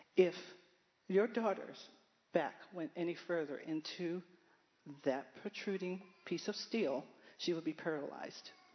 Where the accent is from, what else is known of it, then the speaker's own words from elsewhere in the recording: Baltimore, Maryland, United States; I'm from Baltimore, Maryland. I am the ninth child of 10 kids to my mother and father we had a vibrant household